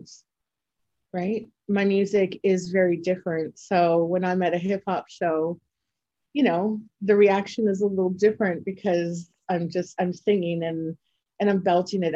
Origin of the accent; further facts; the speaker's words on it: Toronto, Ontario, Canada; I'm from Toronto, Canada